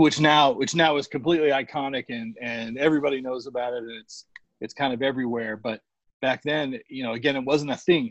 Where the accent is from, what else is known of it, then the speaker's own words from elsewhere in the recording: Phoenix, Arizona, United States; I grew up in the Phoenix area